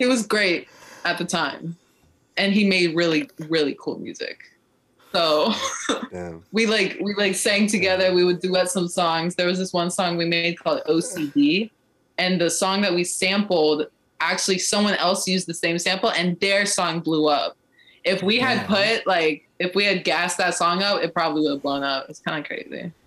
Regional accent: Ohio, United States; moved away; I'm from Ohio

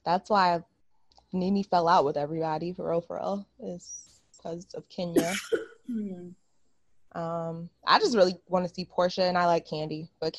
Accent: Potomac, Maryland, United States; I grew up in Potomac.

